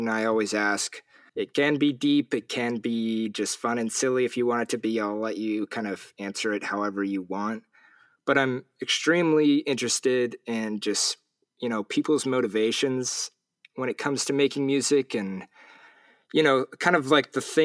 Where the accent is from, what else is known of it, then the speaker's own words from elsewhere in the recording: Orange County, Southern California, United States; moved away; I'm from Southern California originally, Orange County